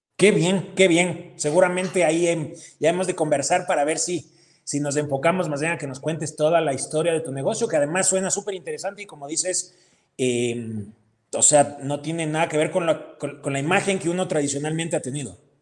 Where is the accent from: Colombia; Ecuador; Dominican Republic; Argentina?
Ecuador; Ecuador, por ser nuestro país